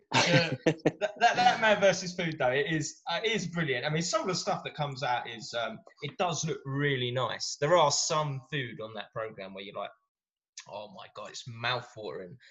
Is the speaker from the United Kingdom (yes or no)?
yes; England, United Kingdom; us English guys